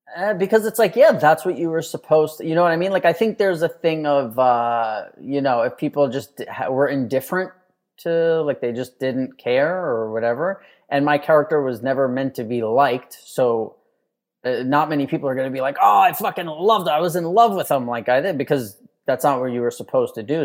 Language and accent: English; New York City, New York, United States; moved away as an adult; now in Texas, United States; I grew up in Manhattan in this, like, you know, tiny ass apartment